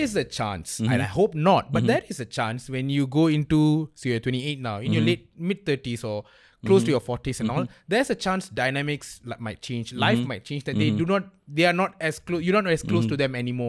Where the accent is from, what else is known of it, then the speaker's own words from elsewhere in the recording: Klang, Selangor, Malaysia; I'm from Klang, so that explains like half of the story.